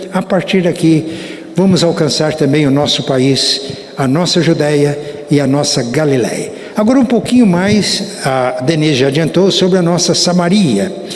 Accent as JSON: {"language": "Portuguese", "town": "Muzambinho", "region": "Minas Gerais", "country": "Brazil", "tie": "born or raised there", "moved": "yes", "said": "vou estar na minha terra, Muzambinho"}